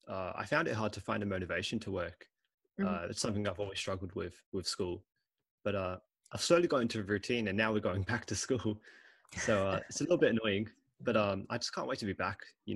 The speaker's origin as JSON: {"language": "English", "country": "Australia", "tie": "born or raised there", "also_born_or_lived": "England / China", "said": "So I was born in England. I moved out in 2006, so when I was 3 years old. And I ended up coming here to Australia. Awesome. And then in 2012, I went to China. And then 2016, came back here to Australia."}